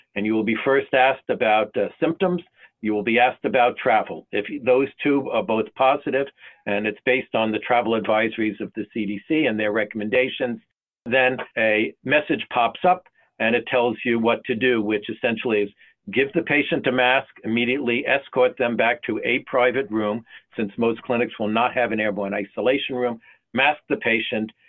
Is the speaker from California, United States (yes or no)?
no; North Carolina, United States; my home state of North Carolina